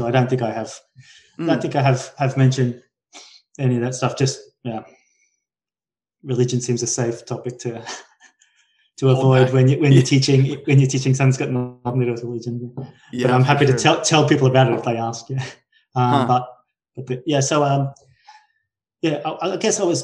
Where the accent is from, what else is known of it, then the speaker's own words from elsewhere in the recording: Brisbane, Queensland, Australia; I'm from Brisbane in Australia, which is the third biggest city